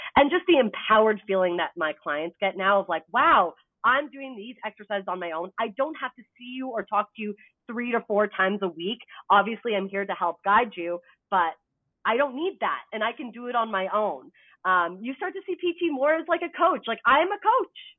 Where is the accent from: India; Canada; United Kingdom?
Canada; now in United States; I'm also Canadian